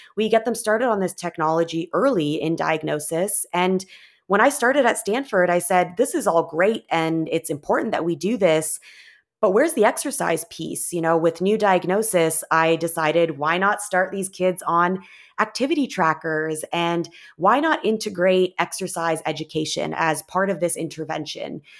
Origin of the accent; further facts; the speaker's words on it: Canada; moved away as an adult; now in Bay Area, United States; I was originally from Canada and moved to the U S